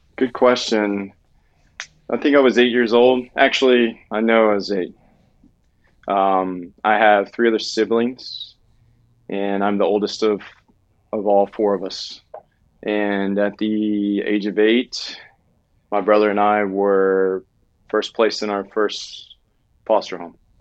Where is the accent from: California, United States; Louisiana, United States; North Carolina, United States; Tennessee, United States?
Louisiana, United States; Southwest; moved away; I'm from Southwest Louisiana